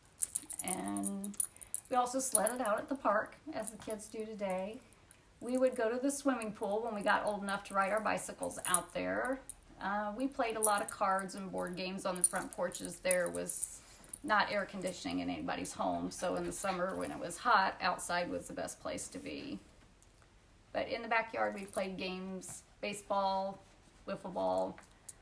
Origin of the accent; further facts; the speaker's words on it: Union City, United States; I grew up in Union City on High Street